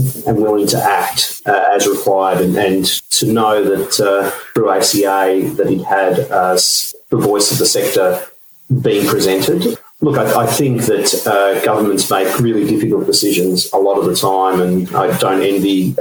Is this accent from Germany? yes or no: no; Victoria, Australia; my home state of Victoria